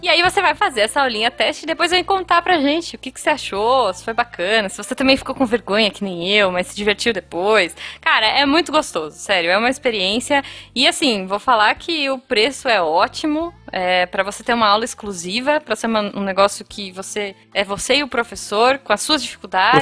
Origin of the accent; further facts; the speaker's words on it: Brazil; eu sou do Brasil